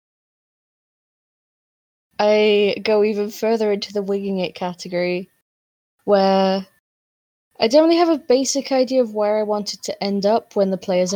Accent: United Kingdom; we're British

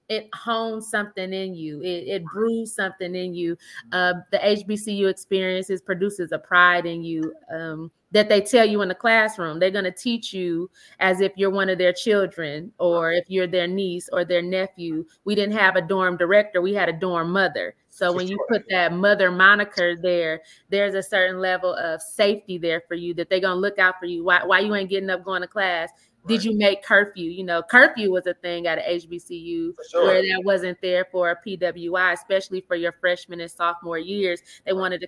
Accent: Flint, Michigan, United States; We come from Flint

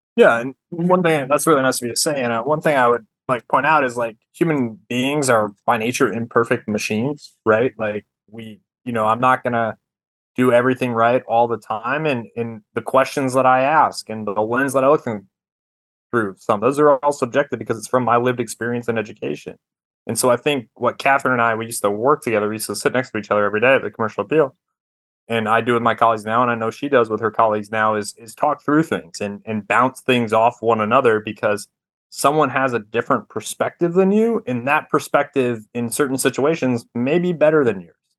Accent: Rhode Island, United States; also born or lived in Missouri; now in Memphis, United States; I'm from Rhode Island originally

